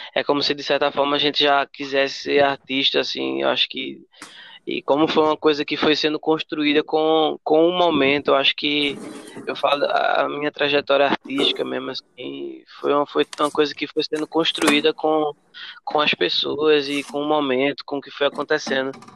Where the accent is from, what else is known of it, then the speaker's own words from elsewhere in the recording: Carpina, Pernambuco, Brazil; also born or lived in Recife / Escada; now in Vitória de Santo Antão, Brazil; eu nasci em Recife, né, Joyce também, a gente nasceu em Recife, e, mas eu cresci no interior, cresci em Carpina. me considero de Carpina, apesar de ter saído lá novo, mas aí já morei em vários lugares, morei em Escada. Atualmente eu moro em Vitória